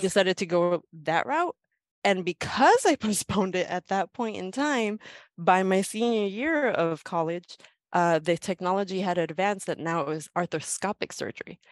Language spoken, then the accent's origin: English; Los Angeles, California, United States; I am from Southern California, born and raised in downtown Los Angeles